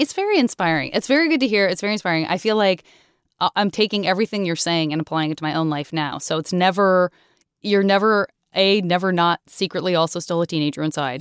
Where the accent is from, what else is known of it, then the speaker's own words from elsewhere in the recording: Tucson, Arizona, United States; I was growing up in Tucson, which is also a very car culture town